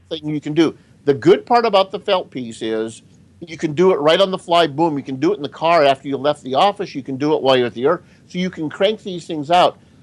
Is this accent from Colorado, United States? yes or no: yes; Denver, Colorado, United States; moved away; I grew up in Denver